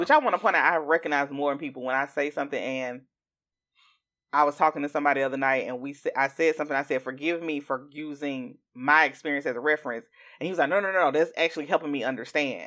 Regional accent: Augusta, Georgia, United States; I'm from Augusta, Georgia

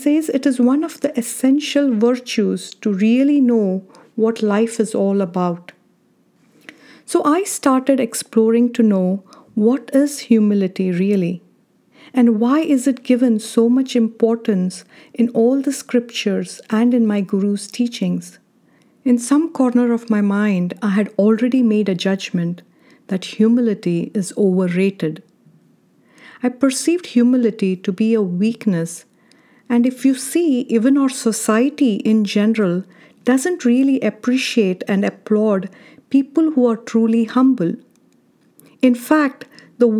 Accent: India; now in United States; I don't think the word humility existed in my dictionary while growing up in India

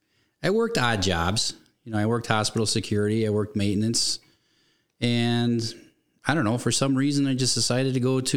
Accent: Milwaukee, Wisconsin, United States; I was born and raised in Milwaukee County.

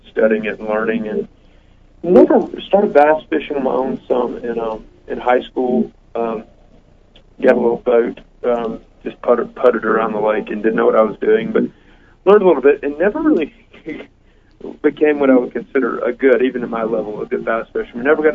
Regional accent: Knoxville, Tennessee, United States; also born or lived in Shoals area, Alabama; I was born in Knoxville, Tennessee

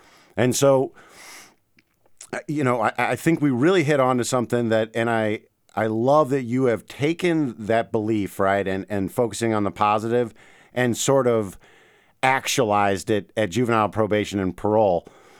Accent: St. Louis, Missouri, United States; also born or lived in Memphis, United States / Washington, D.C., United States; So I grew up in St. Louis, right? Big cities. I lived in Memphis. I lived in Washington, D.C.

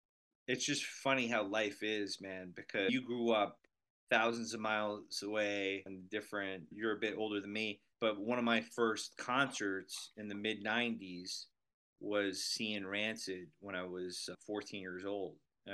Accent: New York City, New York, United States; also born or lived in Manhattan / Westchester; I'm in New York. I'm in the suburbs, but I'm in the city pretty much almost every day. I was born in the city. I'm from the city, grew up in the Bronx, but I was born in Manhattan, and now I live up in Westchester.

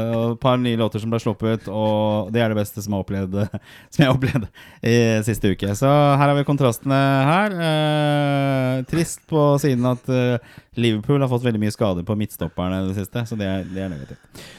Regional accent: Oslo, Norway; now in Bærum, Norway; jeg er oppvokst på Torshov og østkanten.

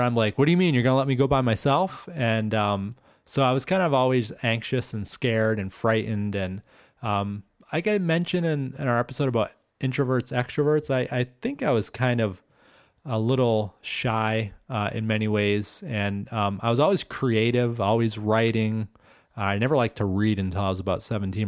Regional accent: Stoneham, Massachusetts, United States; spent my first, um, well, basically my whole formative years in Massachusetts.

